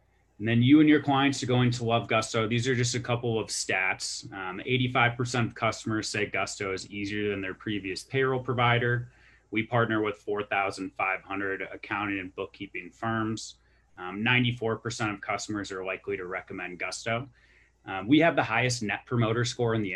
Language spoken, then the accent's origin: English; Milwaukee, Wisconsin, United States; moved away as an adult; also born or lived in Kansas; now in Denver, United States; I'm from Milwaukee, Wisconsin, graduated from the University of Kansas, Rock Chalk. I'm based out here in Denver.